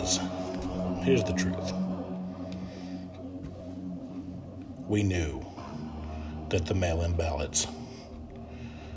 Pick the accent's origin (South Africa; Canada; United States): United States; as Americans